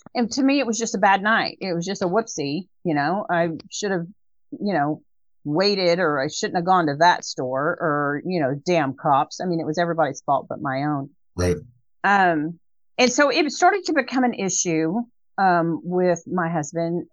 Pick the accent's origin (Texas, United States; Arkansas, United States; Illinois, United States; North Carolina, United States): Texas, United States; Dallas; now in Waco, United States; we lived in a North Dallas area